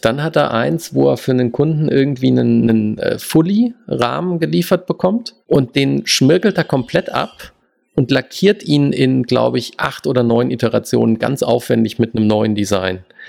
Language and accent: German; Germany; first language German; moved away as an adult; now in United States; unsere Muttersprache